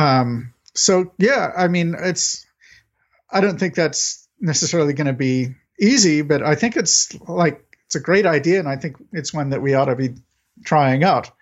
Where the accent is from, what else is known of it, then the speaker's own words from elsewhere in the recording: United States; I'm an American